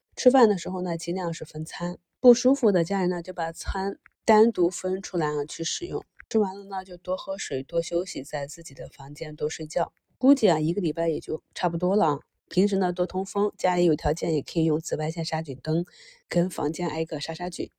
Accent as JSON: {"language": "Chinese", "town": "Qingdao", "region": "Shandong", "country": "China", "tie": "born or raised there", "moved": "yes", "lives_now": "Beijing, China", "said": "就像我的家乡青岛啊"}